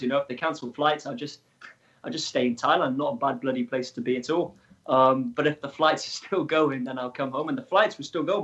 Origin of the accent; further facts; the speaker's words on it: Wales, United Kingdom; I am from Wales in the UK